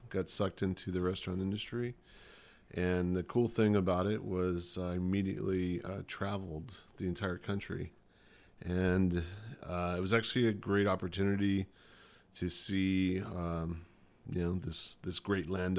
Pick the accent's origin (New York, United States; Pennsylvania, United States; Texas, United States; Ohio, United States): Texas, United States; now in California, United States; now I'm a hippie in California, apparently, growing up in Texas